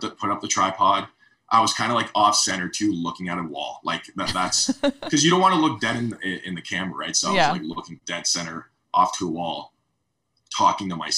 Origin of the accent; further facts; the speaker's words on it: Canada; as a Canadian